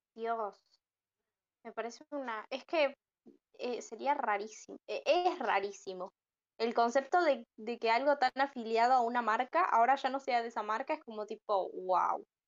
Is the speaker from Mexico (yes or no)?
no; Argentina; soy argentina